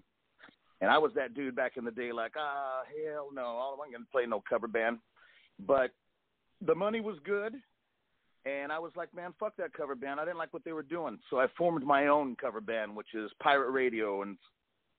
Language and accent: English; California, United States; I'm from California, so I'm used to some of this hot weather.